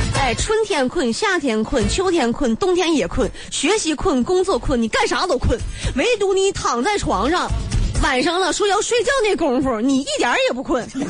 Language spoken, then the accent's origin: Chinese; Northeast China, China; 大家都知道我是东北人啊